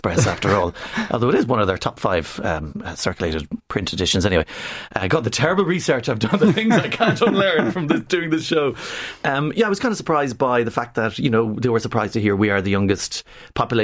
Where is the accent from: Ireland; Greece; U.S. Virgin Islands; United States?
Ireland; we're Irish